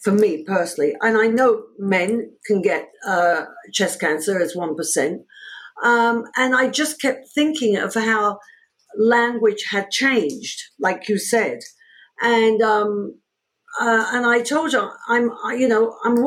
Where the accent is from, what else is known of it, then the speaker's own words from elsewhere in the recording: London, United Kingdom; moved away as an adult; also born or lived in New York, United States; now in United States; I was born in London, in England